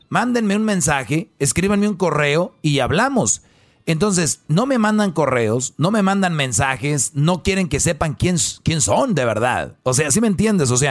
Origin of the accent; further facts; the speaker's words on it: Honduras; Yo soy de Honduras, po.